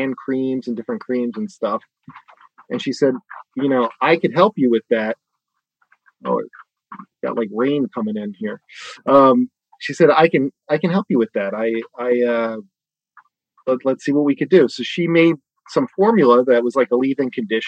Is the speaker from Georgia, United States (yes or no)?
no; Bucks County, outside Philadelphia, Pennsylvania, United States; moved away as an adult; also born or lived in Pittsburgh / New York; I'm from Bucks County, right outside of Philly